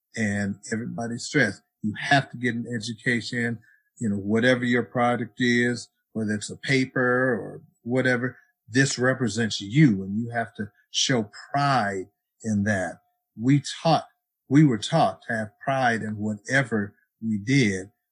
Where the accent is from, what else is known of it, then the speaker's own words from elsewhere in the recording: Cleveland, Ohio, United States; growing up in Cleveland, I was in the major work program in Cleveland